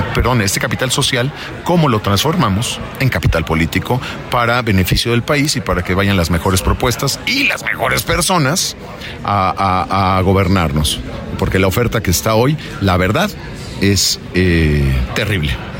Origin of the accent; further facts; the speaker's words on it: Mexico; somos mexicanos